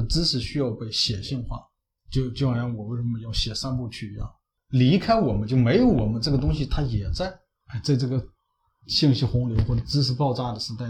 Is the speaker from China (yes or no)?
yes; China; 我们中国人追求这种